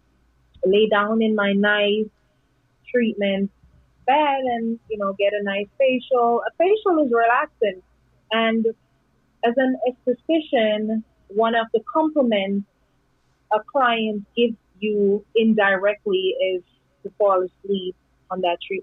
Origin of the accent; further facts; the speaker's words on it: Jamaica; moved away as an adult; now in United States; I was happy as a little island girl growing up